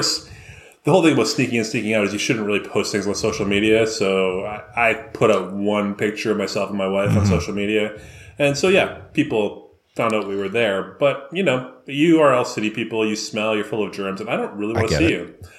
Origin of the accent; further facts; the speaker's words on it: Vancouver, British Columbia, Canada; I come from Vancouver